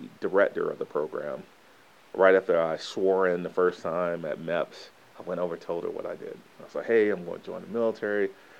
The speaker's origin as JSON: {"language": "English", "town": "Fayetteville", "region": "North Carolina", "country": "United States", "tie": "born or raised there", "also_born_or_lived": "Tampa, Florida", "said": "1982. Yeah, so I'm an 80s baby, through and through. We moved to Fayetteville, North Carolina when I was 12. So I consider Fayetteville as my hometown from elementary to college, same city."}